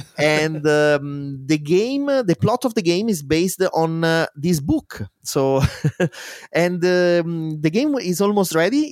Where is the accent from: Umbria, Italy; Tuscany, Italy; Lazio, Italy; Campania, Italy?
Umbria, Italy; Spoleto; English is a second language; moved away as an adult; my hometown in Spoleto